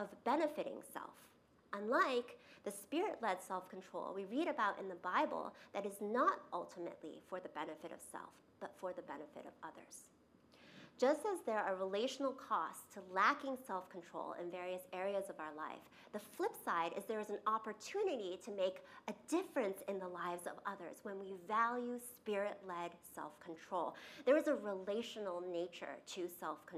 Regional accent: New York, United States; I grew up in New York, and we used to fly through Chicago O'Hare to get to Asia to visit my grandparents in Taiwan.

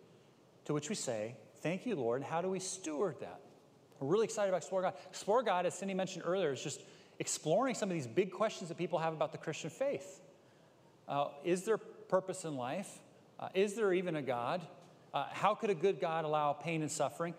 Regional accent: Bay Area, California, United States; I grew up in the Bay Area. My parents started a church in Berkeley

